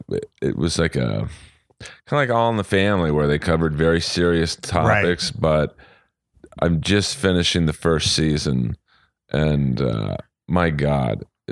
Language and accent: English; Los Angeles, California, United States; I grew up in Bel Air.